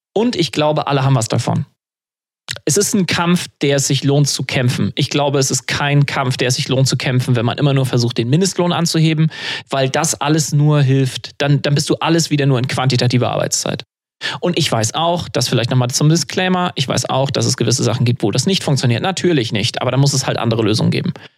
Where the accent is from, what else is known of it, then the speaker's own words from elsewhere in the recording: Germany; bei uns in Deutschland